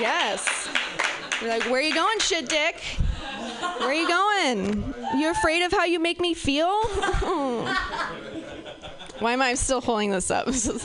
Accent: Pacific Northwest, United States; I'm from the Pacific Northwest

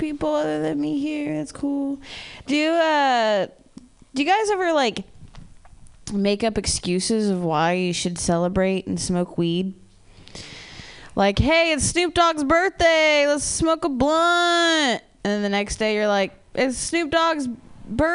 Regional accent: Ohio, United States; I'm from Ohio

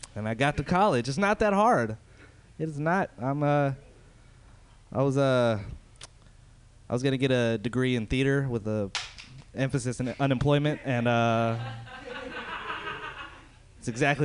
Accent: Hayward, California, United States; I'm from Hayward

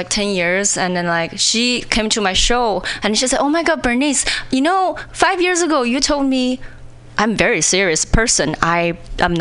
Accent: China; English is a second language; moved away as an adult; also born or lived in Indiana, United States; now in Seattle, United States; when I was in China

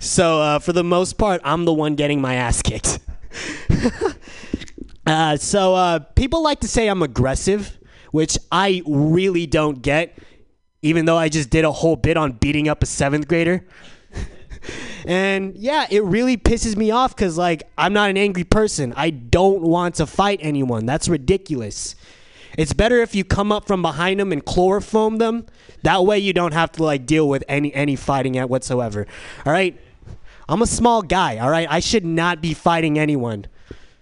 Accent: San Diego, California, United States; now in San Francisco, United States; I'm from San Diego

